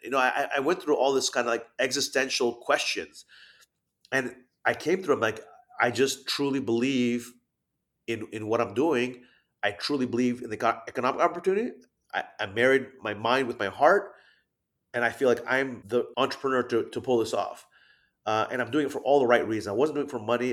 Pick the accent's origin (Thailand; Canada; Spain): Thailand; moved away; I'm half Thai, half Japanese, even though I grew up in Thailand as a kid